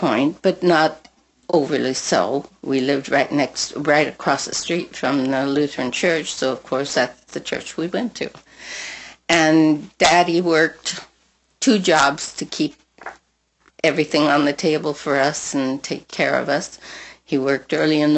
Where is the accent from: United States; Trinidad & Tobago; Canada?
United States; Pasadena, California; when I was growing up in Pasadena, at school, I used to sing at all the dances